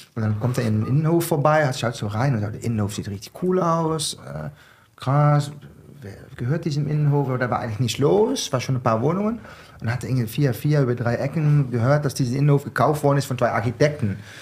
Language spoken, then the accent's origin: German; southern Netherlands, Netherlands; German is a second language; moved away as an adult; now in Mainz, Germany; Ich komme aus dem Süden. Ich sage, das ist Bayern, die Niederlande, Nähe von die belgischen